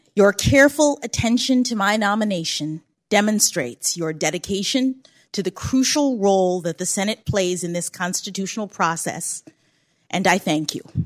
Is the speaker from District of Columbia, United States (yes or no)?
yes; Washington, District of Columbia, United States; born or raised there